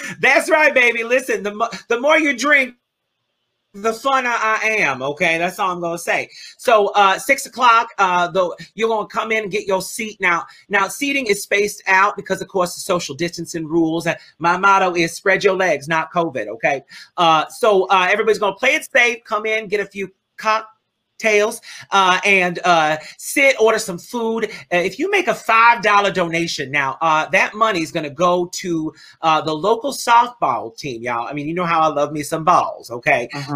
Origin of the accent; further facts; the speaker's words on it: New Orleans, Louisiana, United States; I come from New Orleans